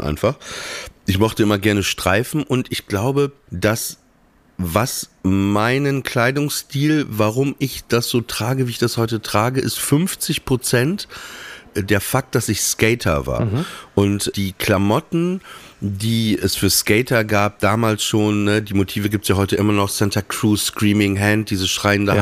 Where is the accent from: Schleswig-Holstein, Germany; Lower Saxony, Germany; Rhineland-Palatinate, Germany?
Lower Saxony, Germany; Papenburg; bei uns war das so in Papenburg, wir, wir hatten ja diesen langen Kanal